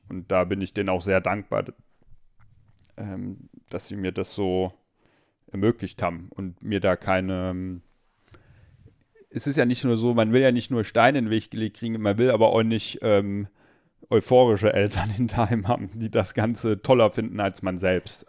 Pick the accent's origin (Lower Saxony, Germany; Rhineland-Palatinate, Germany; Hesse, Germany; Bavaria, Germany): Hesse, Germany; Limburg; also born or lived in Meissen, Saxony; in Limburg ähm, bin ich dann zwar aufgewachsen